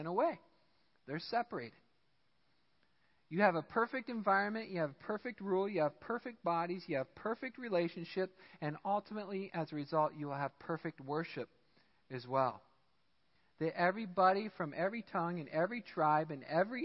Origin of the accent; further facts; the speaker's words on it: United States; I'm American